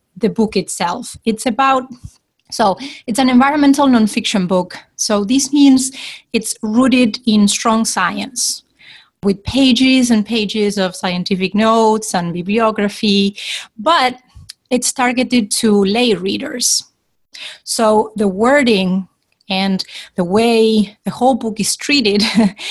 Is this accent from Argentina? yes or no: yes; Argentina; originally from Argentina